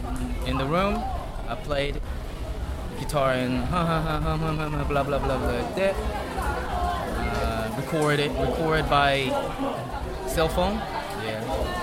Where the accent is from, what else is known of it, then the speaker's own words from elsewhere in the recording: Jeju City, Jeju, South Korea; Jeju City.